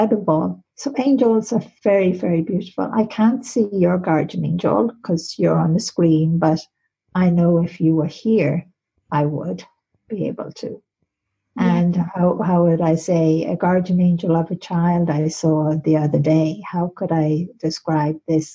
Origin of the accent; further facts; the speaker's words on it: Ireland; being in the college in Maynooth in Ireland, because I'm Irish